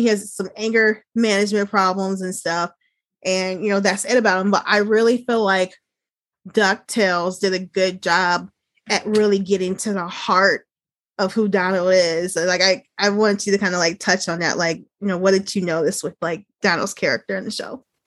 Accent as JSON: {"language": "English", "town": "Chicago", "region": "Illinois", "country": "United States", "said": "I'm originally from the Chicago area, and I currently live like two hours south of mm. Chicago"}